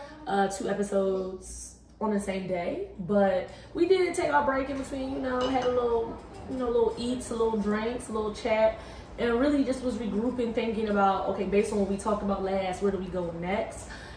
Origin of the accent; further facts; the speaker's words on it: Philadelphia, Pennsylvania, United States; now in Washington, D.C., United States; I'm from Philly